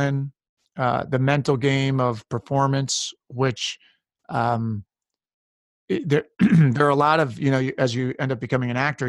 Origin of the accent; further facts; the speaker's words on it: Westchester County, New York, United States; I grew up in Westchester County, New York, about an hour north of New York City.